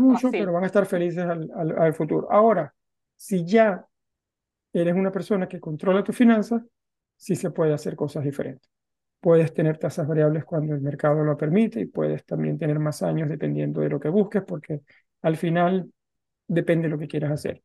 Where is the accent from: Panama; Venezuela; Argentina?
Venezuela; moved away as an adult; now in Norway; los dos somos venezolanos, también salí de Venezuela y me vine a vivir a Noruega